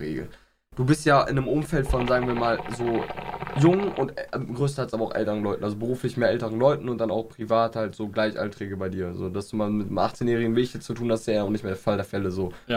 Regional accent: Aachen, North Rhine-Westphalia, Germany; also born or lived in Inden; ich bin hier in Aachen groß geworden

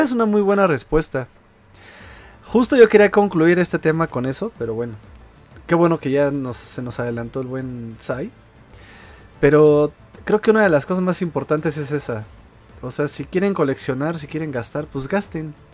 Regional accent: Mexico City, Mexico; yo soy de Iztapalapa

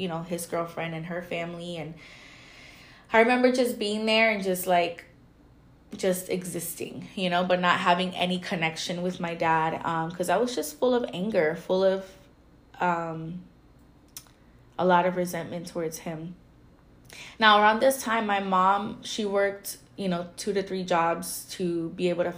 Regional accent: Florida, United States; I'm from Florida

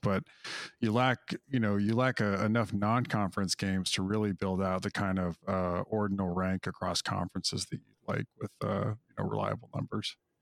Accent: Wyoming, United States; moved away; I grew up in Wyoming, of all places

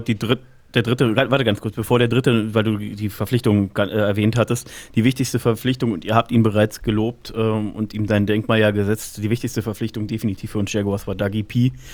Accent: Berlin, Germany; Ich komme aus Berlin

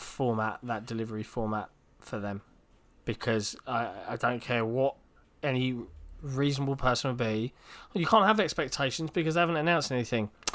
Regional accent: England, United Kingdom

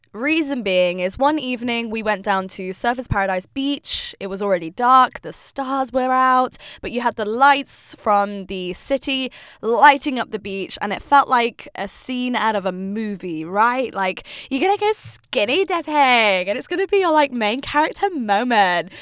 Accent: United Kingdom; now in Melbourne, Australia; as a British person

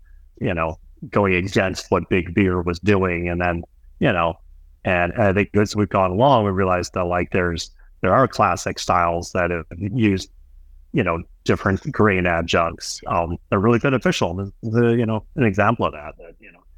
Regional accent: northern suburbs of Minneapolis–St. Paul, Minnesota, United States; moved away as an adult; also born or lived in Brooklyn, New York; now in New York, United States; I grew up in the Midwest, grew up on a suburb northern Minneapolis, St. Paul

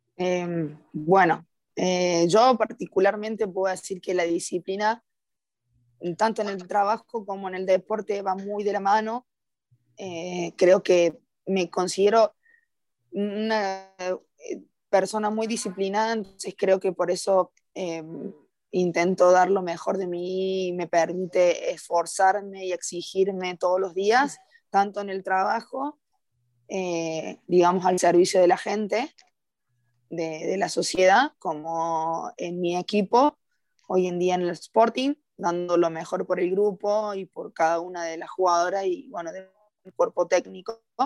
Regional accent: Córdoba, Argentina; moved away as an adult; now in Costa Rica; soy de Córdoba, Argentina, tengo 27 años

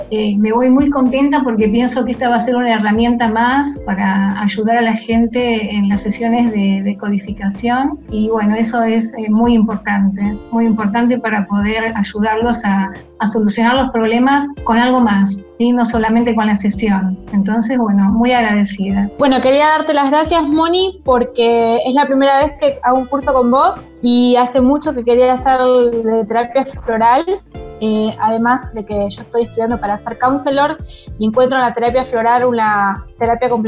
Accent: Uruguay; de Uruguay, eh, y bueno, la verdad que encantada de, haber podido participar de, este curso.

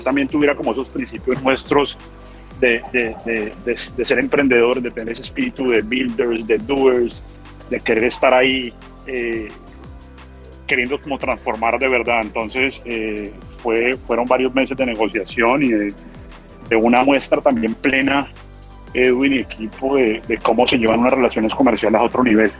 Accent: Colombia; como colombiano, como trabajador de Rappi

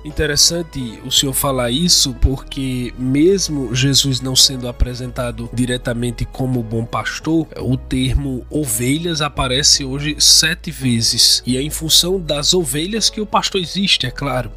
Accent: Northeast Region, Brazil; accent: Northeastern (nordestino); um sotaque é de todos nós nordestinos

